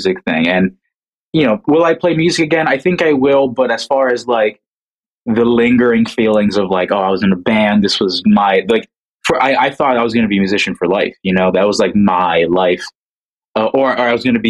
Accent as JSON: {"language": "English", "region": "New Jersey", "country": "United States", "said": "I'm from New Jersey. I work mostly in New York"}